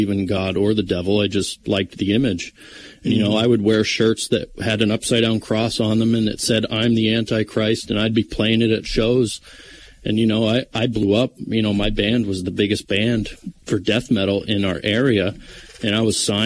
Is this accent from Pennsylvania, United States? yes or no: yes; Mountaintop, Pennsylvania, United States; now in Mifflinville, United States; I grew up in Mountaintop, Pennsylvania